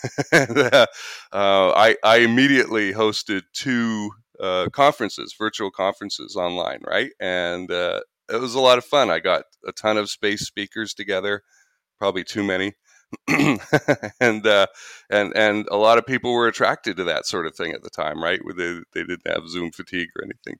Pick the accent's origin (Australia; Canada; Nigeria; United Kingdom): Canada; moved away as an adult; now in United States; I'm Canadian